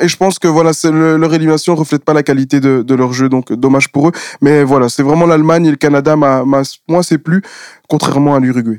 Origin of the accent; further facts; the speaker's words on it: Belgium; on est des Belges